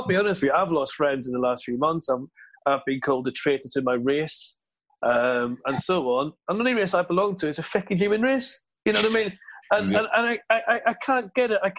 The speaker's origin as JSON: {"language": "English", "area": "Ladbroke Grove", "region": "London", "country": "United Kingdom", "tie": "born or raised there", "also_born_or_lived": "Ireland", "said": "When I grew up in Lapa Grove, when I came from Ireland"}